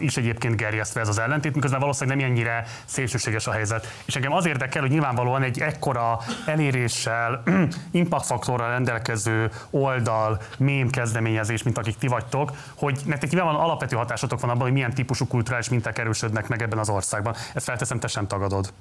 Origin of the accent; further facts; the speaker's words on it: Budapest, Hungary; én az hetedik kerületben nőttem fel